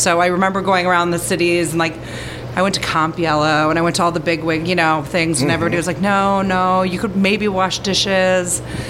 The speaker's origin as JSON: {"language": "English", "town": "Edina", "region": "Minnesota", "country": "United States", "said": "From Edina."}